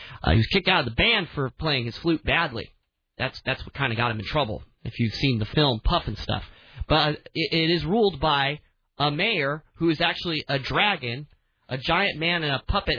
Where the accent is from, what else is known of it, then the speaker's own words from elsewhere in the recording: Tucson, Arizona, United States; a smoke shop in my hometown of Tucson, Arizona